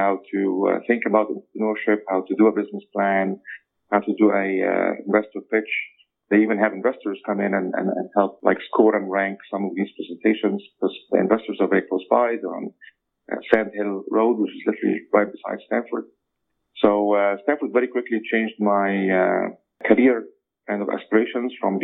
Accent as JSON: {"language": "English", "country": "Egypt", "also_born_or_lived": "Cairo", "moved": "as an adult", "lives_now": "United States", "said": "I'm from Egypt originally"}